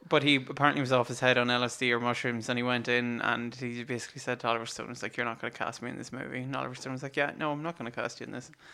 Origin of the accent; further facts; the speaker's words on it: Ireland; we're Irish